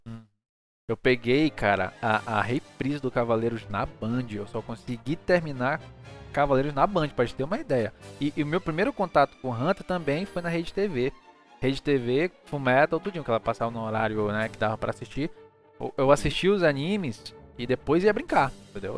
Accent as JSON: {"language": "Portuguese", "town": "Manaus", "region": "Amazonas", "country": "Brazil", "said": "eu sou de Manaus"}